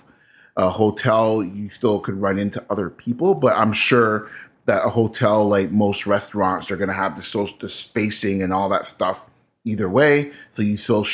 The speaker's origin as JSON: {"language": "English", "country": "Canada", "said": "I'm Canadian"}